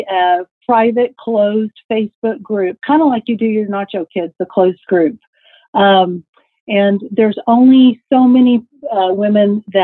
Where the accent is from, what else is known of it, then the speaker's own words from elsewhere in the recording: Texas, United States; Yeah, you can sing. I'm you from Texas. Texas.